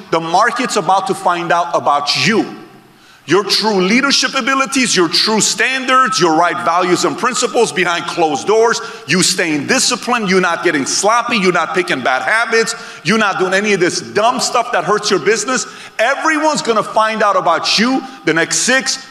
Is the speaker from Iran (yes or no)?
yes; Iran; now in United States; Born and raised in Iran